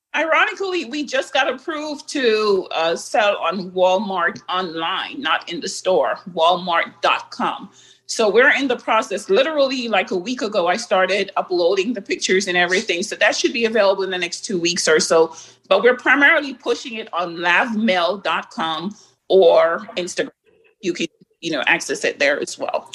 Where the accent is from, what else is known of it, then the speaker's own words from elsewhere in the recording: Jamaica; being a Jamaican as well